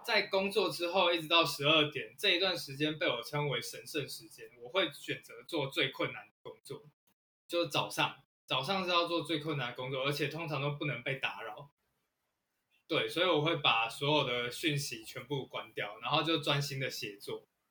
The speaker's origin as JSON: {"language": "Chinese", "country": "Taiwan", "said": "我们台湾人"}